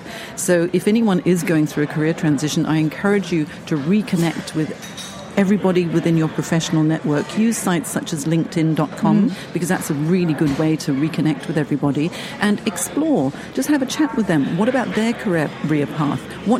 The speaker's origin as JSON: {"language": "English", "country": "Hong Kong", "said": "I'm actually from Hong Kong. I've had 5 country moves."}